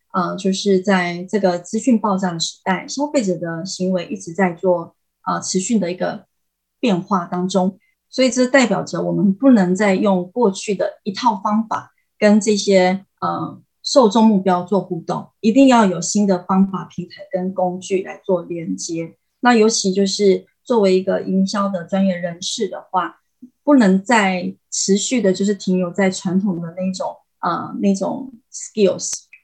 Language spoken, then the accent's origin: Chinese; Taiwan; moved away as an adult; also born or lived in Tainan, Taiwan; now in Vietnam; 我们台湾人